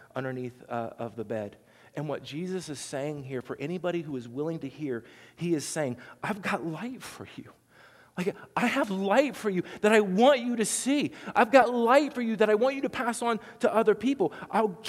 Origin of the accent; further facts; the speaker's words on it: Southern Ohio, United States; accent: twang; I'm from Southern Ohio, and so there's a little twang to mine